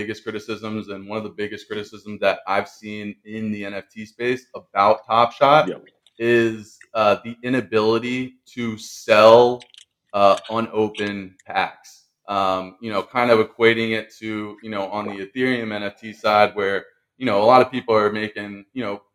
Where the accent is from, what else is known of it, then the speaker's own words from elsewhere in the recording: Tampa, Florida, United States; my hometown team, the Tampa Bay Rays